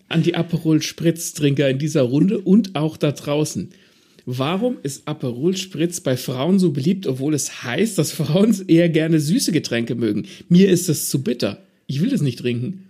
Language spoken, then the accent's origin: German; Southern Germany, Germany; als Süddeutscher